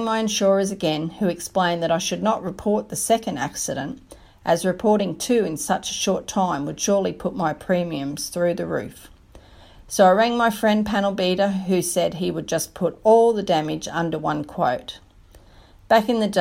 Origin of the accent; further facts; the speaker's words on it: Australia; my hometown in rural Australia.